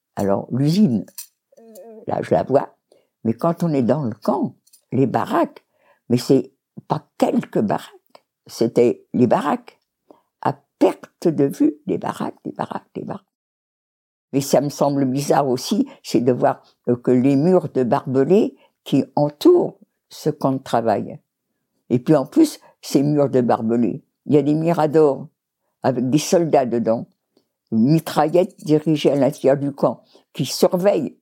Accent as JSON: {"language": "French", "country": "France", "said": "On est tous français"}